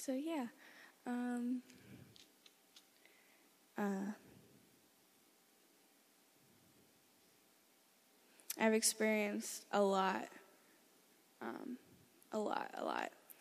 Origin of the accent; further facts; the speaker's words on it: Philadelphia, Pennsylvania, United States; I'm 17 and I'm from Philadelphia, Pennsylvania